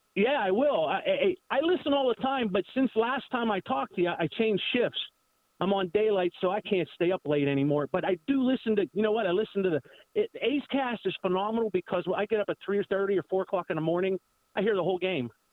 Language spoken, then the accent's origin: English; Pittsburgh, Pennsylvania, United States; I'm from the Pittsburgh area.